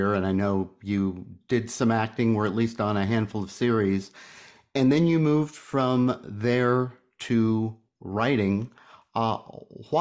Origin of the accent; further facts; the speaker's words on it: United States; I'm an American